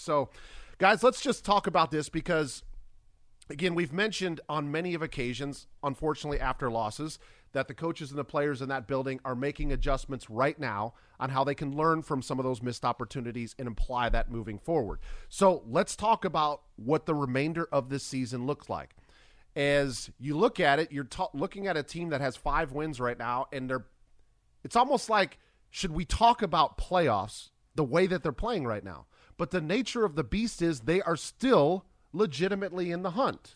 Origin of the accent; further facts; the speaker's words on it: Minnesota, United States; I grew up in Minnesota